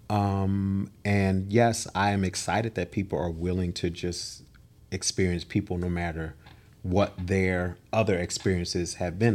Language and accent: English; Philadelphia, Pennsylvania, United States; I am from the city of brotherly love and sisterly affection, Philadelphia, Pennsylvania